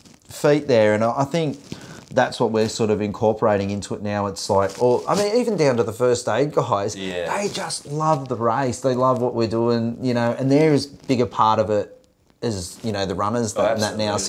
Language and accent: English; Sydney, New South Wales, Australia; moved away as an adult; now in Glass House Mountains, Australia; growing up in Sydney, We didn't learn much about Indigenous culture.